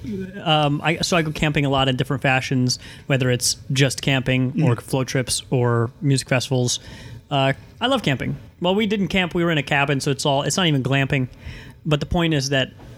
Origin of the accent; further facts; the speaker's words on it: Missouri, United States; we're from Missouri